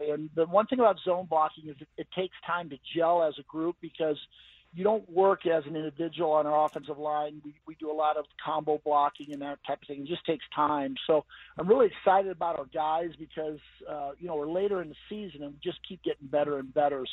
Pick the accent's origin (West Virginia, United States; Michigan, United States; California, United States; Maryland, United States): California, United States; Valley Center; I was from Valley Center even when I was going to high school